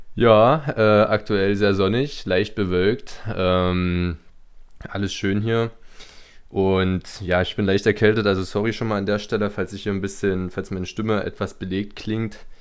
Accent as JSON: {"language": "German", "country": "Germany", "moved": "as an adult", "lives_now": "Birmingham, United Kingdom", "said": "wo kommst du her? Ich Deutschland"}